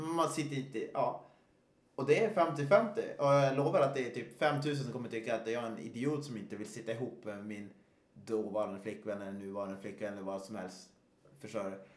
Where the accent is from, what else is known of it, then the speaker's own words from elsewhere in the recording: Östersund, Jämtland, Sweden; Jag är uppväxt i Östersund